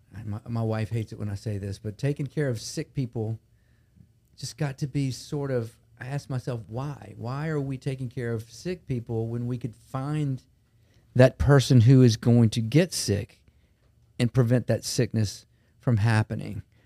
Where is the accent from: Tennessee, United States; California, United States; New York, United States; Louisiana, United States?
Louisiana, United States; Baton Rouge; I grew up in Baton Rouge, been here my whole life